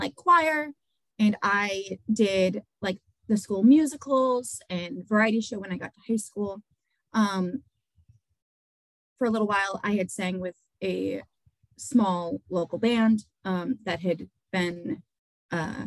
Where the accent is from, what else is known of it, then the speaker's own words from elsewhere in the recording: Dover, New Hampshire, United States; I grew up in here in Dover